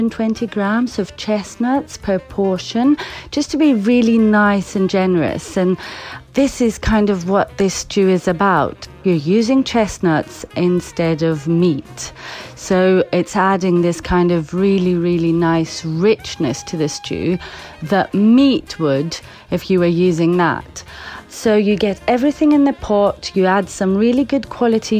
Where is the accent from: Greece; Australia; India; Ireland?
Greece; Crete; moved away as an adult; now in London, United Kingdom; I am from Crete, half Cretan and half Scottish actually